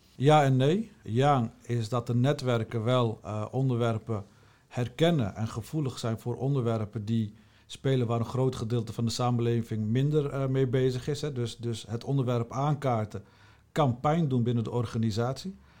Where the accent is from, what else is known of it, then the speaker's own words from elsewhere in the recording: Utrecht, Netherlands; Mijn roots liggen in Utrecht, geboren en getogen in Utrecht